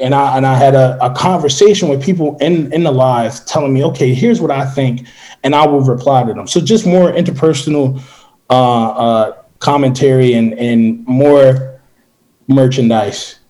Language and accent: English; Philadelphia, Pennsylvania, United States; I'm from Philadelphia